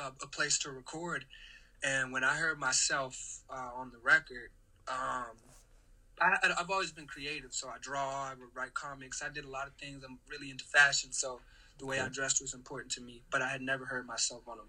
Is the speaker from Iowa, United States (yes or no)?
no; Washington, District of Columbia, United States; also born or lived in Queens, New York / Virginia / Maryland; So I'm from Maryland, the DMV to be exact. That's D.C., Maryland, Virginia. Was raised more in the D.C. area.